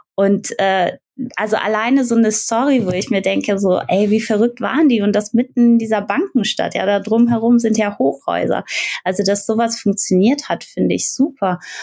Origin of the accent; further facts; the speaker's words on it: Aachen, North Rhine-Westphalia, Germany; now in Frankfurt, Germany; ich komme aus Aachen, also ich bin jetzt in Frankfurt, aber ich komme aus Aachen